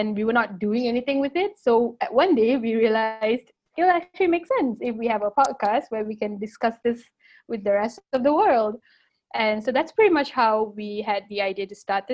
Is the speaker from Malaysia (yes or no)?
yes; Malaysia; I'm from Malaysia